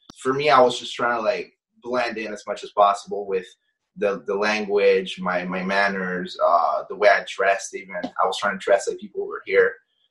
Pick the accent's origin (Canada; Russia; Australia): Canada; You're growing up in Canada, and like obviously she wanted me to pick up certain things from the culture.